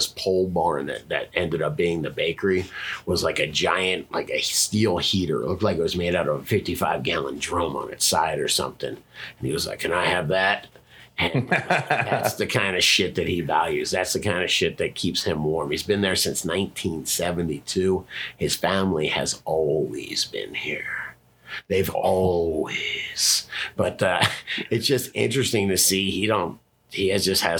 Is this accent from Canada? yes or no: no; Florida, United States; I grew up in Florida